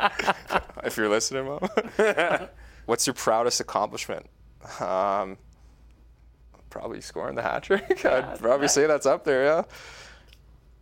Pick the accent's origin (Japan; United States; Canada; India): Canada; I'm Canadian